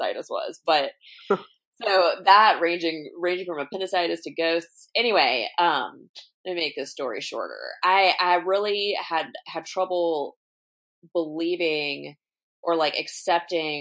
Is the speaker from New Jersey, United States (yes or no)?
no; Alabama, United States; now in Long Beach, United States; I'm originally from Alabama